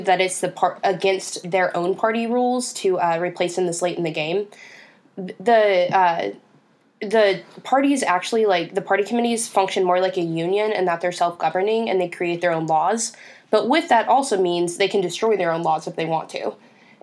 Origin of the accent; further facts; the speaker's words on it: Texas, United States; Texas, my home state